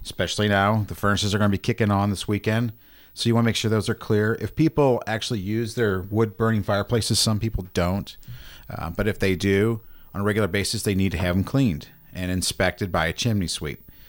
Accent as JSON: {"language": "English", "area": "North County", "region": "Missouri", "country": "United States", "tie": "born or raised there", "said": "I grew up in North County"}